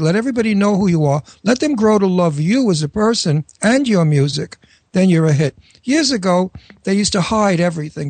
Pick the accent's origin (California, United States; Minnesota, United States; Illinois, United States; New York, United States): New York, United States; accent: New York; also born or lived in Florida / Pennsylvania; now in Philadelphia, United States; that's my hometown. I'm a New Yorker, as you can hear from my accent